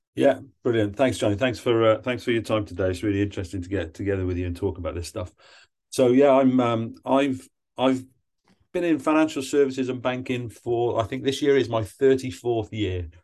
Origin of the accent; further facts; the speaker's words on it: Wales, United Kingdom; moved away; I'm from Wales originally